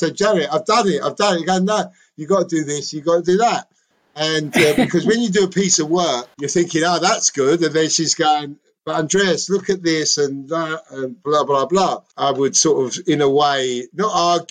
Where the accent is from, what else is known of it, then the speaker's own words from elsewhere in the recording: London, United Kingdom; accent: Cockney; I'm a Cockney, right? I'm Greek